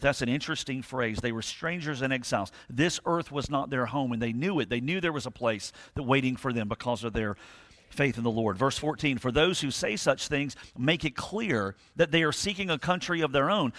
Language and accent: English; Thunderbolt, Georgia, United States; I grew up in almost near Thunderbolt